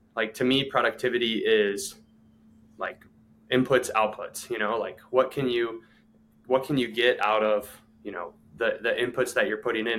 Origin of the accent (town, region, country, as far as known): Ohio, United States; born or raised there; moved away as an adult; also born or lived in Clearwater, Florida